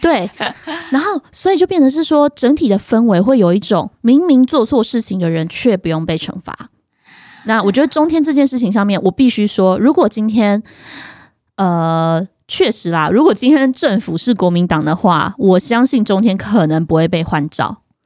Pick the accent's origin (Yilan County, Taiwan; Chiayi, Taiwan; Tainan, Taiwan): Yilan County, Taiwan; 我们宜兰那边有一个工厂